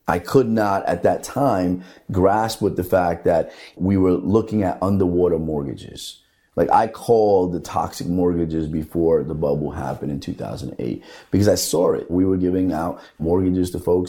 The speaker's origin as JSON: {"language": "English", "town": "Hoboken", "region": "New Jersey", "country": "United States", "tie": "born or raised there", "said": "growing up in the Hoboken Housing Authority"}